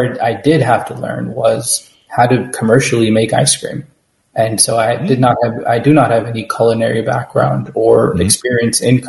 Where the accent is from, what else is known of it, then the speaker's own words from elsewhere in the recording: New York, United States; I grew up in New York, so I also have an emotional connection to pizza